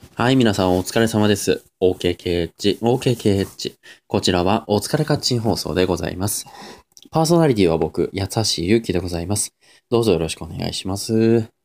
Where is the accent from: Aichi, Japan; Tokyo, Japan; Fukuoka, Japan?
Aichi, Japan; near Nagakute; born or raised there